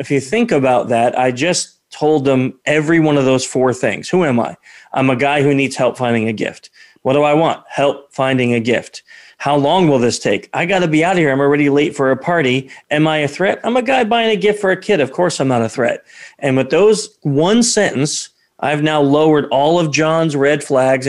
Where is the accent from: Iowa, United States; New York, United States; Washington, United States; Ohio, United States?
New York, United States; we're from New York. I'm from New York, too.